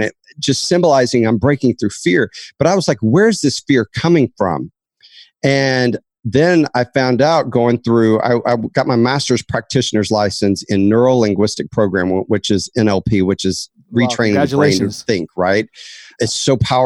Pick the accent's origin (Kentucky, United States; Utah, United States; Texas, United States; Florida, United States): Texas, United States; Dallas; I was raised in Dallas, Texas